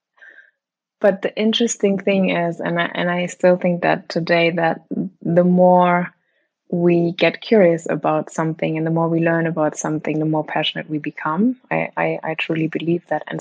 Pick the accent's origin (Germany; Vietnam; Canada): Germany; moved away as an adult; also born or lived in New York; I was born and raised in Germany and grew up there